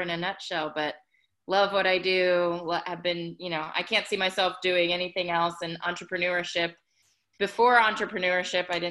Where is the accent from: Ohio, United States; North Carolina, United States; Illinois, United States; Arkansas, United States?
Ohio, United States; now in Atlanta, United States; I am based in Atlanta, Georgia, but I'm originally from Ohio